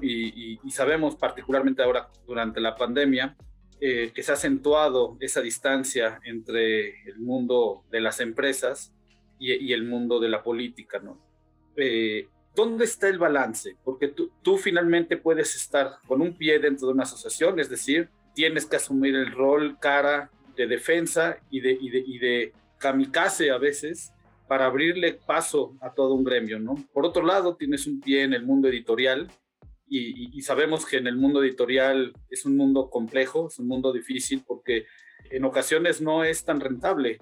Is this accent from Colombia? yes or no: no; Mexico; nosotros mismos como mexicanos